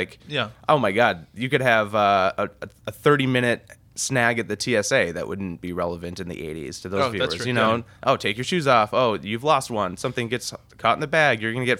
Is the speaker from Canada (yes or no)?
no; Chicago suburbs, Illinois, United States; Growing up in the Chicago suburbs